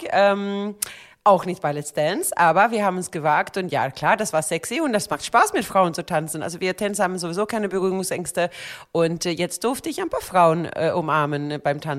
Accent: Sweden; Ich komme aus Schweden. Was denkst du denn? Wir Schweden, wir sind ja ein bisschen entspannter in solche Themen.

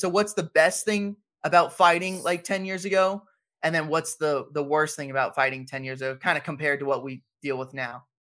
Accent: San Diego, California, United States; That's where I'm from. I'm from San Diego

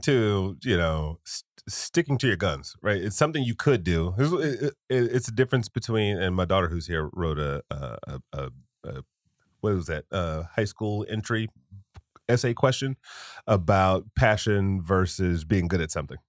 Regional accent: Detroit, Michigan, United States; growing up in Detroit

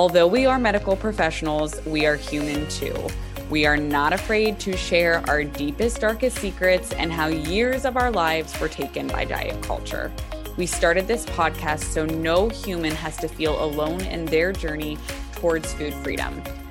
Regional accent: Pittsburgh, Pennsylvania, United States; moved away; I'm from Pittsburgh

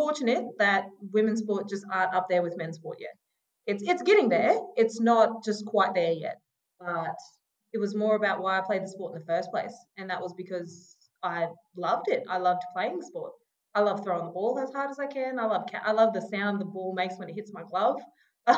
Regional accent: Mount Isa, Queensland, Australia; also born or lived in Sunshine Coast, Queensland; I'm a proud Gubbi Gubbi and Butchala woman from the Sunshine Coast region. Grew up in Mount Isa

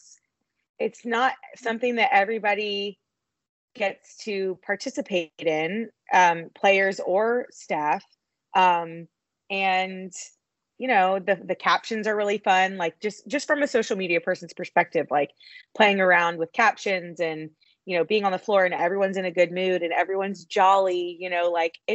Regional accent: Dallas, Texas, United States; I'm from Dallas

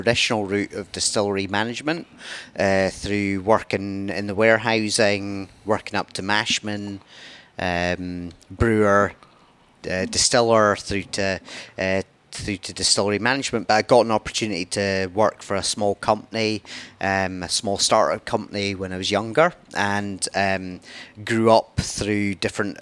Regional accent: the Highlands, Scotland, United Kingdom; I grew up on the Highlands

